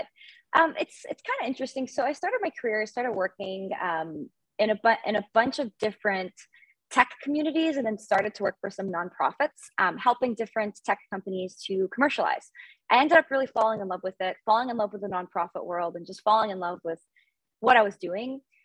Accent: Montreal, Quebec, Canada; I am based in Montreal, born and raised in Canada and in Montreal

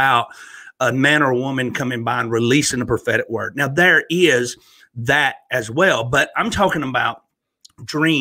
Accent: Northeast Alabama, United States; moved away as an adult; also born or lived in Virginia / North Carolina / Florida; now in Pigeon Forge, Tennessee, United States; I grew up, was born and raised in Northeast Alabama

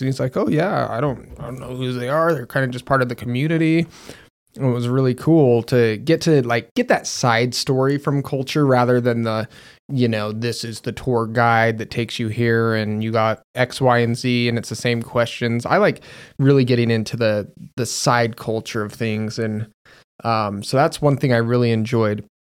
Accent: Magna, Utah, United States; Magna, where I'm from, is ghetto or poor or anything like

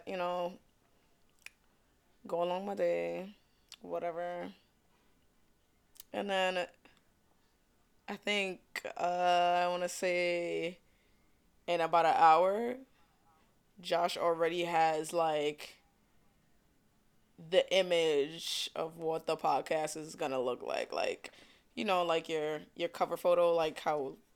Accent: New York City, New York, United States; accent: New York; Originally from Brooklyn or whatever, if y'all can't tell by my New York accent

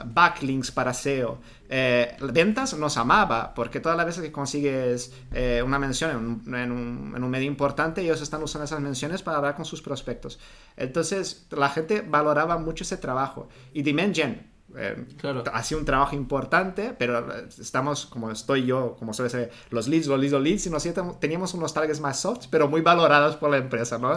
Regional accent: Brazil; Spanish is a second language; moved away; also born or lived in Rio de Janeiro; Yo soy de Brasil y me formé en periodismo

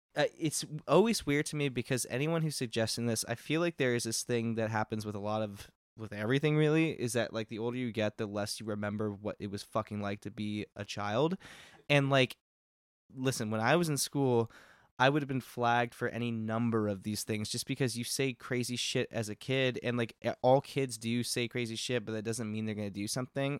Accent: Texas, United States; moved away; I'm from Texas, not from Uvalde, which is a small town, but, um, like, we did school shooter drills and shit all through high school and, like, even in middle school

